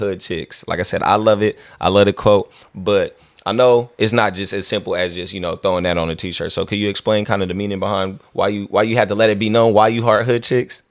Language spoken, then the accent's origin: English; Vallejo, California, United States; I'm from Vallejo